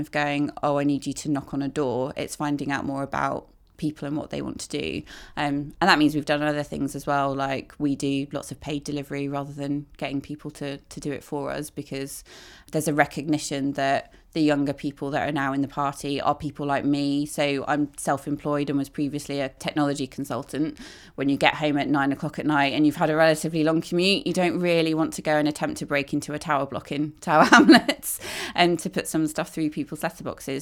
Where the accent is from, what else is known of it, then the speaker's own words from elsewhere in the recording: Midlands, United Kingdom; I grew up in the Midlands